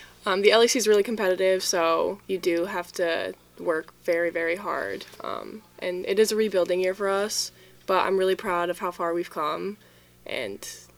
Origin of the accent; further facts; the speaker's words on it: Southbury, Connecticut, United States; I'm from Southbury, Connecticut.